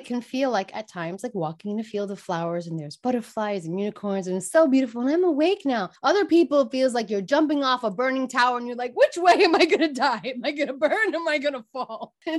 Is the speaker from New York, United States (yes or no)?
yes; Brooklyn, New York, United States; listen, I grew up in Brooklyn, New York.